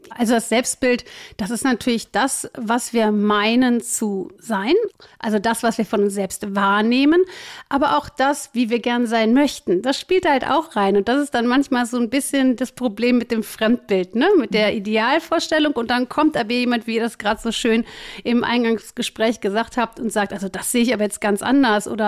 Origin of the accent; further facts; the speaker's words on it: Cologne, North Rhine-Westphalia, Germany; Also ich bin 46, ich komme aus Köln, ich bin Business Coach und Trainerin.